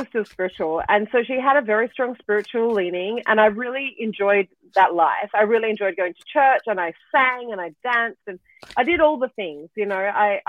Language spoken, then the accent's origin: English; Australia; moved away; I am originally Australian